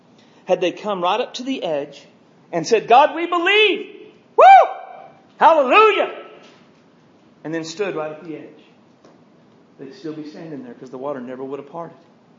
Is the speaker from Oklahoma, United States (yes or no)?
yes; Guymon, Oklahoma, United States; Now keep in mind, I know we're from Guymon, so we've never seen a raging river before.